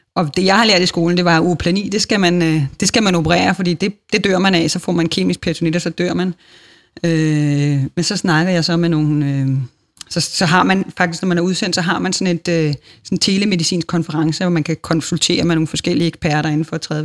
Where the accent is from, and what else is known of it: Denmark